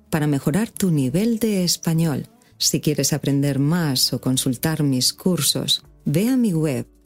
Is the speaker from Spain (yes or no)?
yes; Madrid, Community of Madrid, Spain; moved away as an adult; now in Palma, Spain; soy filóloga y profesora de español en Mallorca. Vivo en Palma hace ocho años pero no soy mallorquina, soy de Madrid.